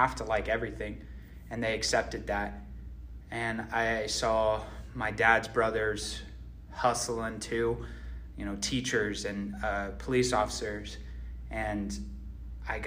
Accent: Phoenix, Arizona, United States; I grew up in Phoenix, Arizona

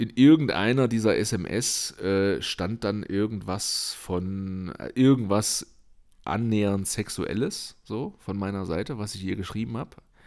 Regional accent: eastern Germany, Germany; moved away; ich komme ja aus dem Osten

